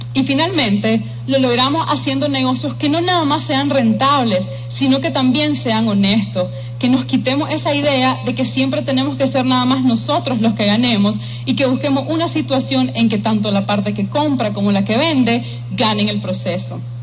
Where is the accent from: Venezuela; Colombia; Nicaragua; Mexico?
Nicaragua; also born or lived in Taiwan; nos identifica como nicaragüenses